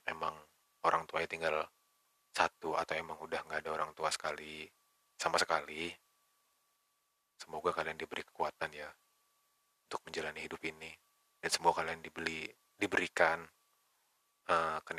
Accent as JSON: {"language": "Indonesian", "town": "Bekasi", "region": "West Java", "country": "Indonesia", "tie": "born there", "said": "gue lahir di Bekasi"}